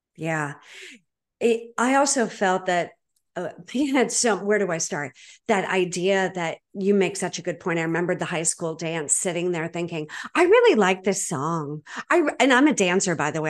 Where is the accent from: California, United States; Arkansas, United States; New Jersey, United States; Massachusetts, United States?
Massachusetts, United States; Boston; I'm from Boston